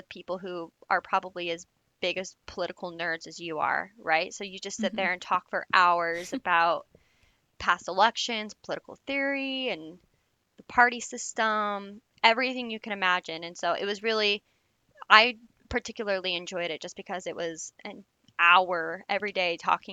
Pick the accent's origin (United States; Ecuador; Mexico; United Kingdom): United States; Utah; moved away as an adult; also born or lived in Fairfax, Virginia; my hometown in particular in the middle of Utah was very small.